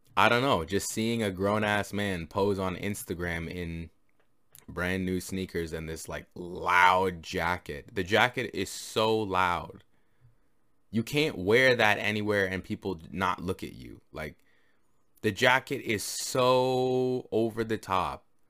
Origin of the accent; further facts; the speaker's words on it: Canada; I'm Canadian